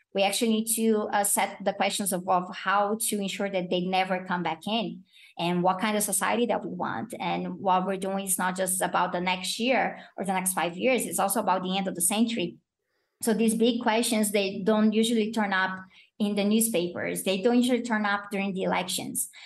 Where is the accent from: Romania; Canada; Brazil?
Brazil; accent: Brazilian; my own Brazilian accent.